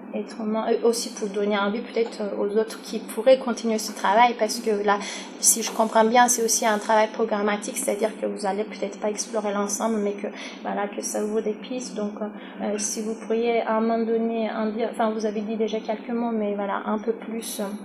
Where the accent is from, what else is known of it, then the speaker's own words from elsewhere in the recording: Turkey; now in France; pour la Turquie qui est mon pays d'origine